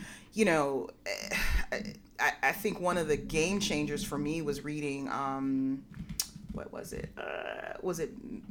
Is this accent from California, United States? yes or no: yes; Berkeley, California, United States; I grew up in Berkeley.